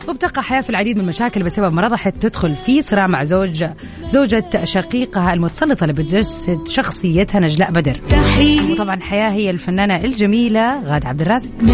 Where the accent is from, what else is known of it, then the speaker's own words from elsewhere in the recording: southern Saudi Arabia, Saudi Arabia; now in Jeddah, Saudi Arabia; انا من الجنوب